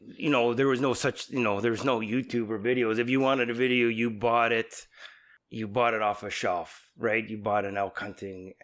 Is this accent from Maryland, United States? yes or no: no; San Andreas, California, United States; I grew up in San Andreas